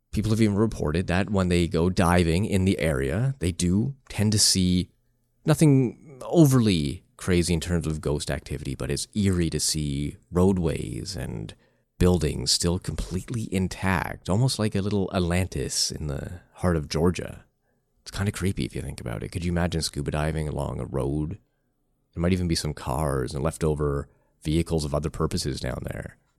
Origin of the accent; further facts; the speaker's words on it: Canada; I am from Canada